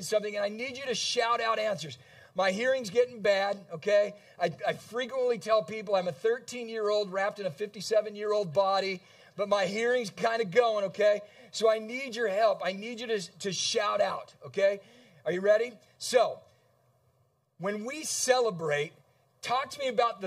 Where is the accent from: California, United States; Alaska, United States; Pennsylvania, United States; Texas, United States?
California, United States; San Diego; now in Kalamazoo, United States; I grew up in San Diego, California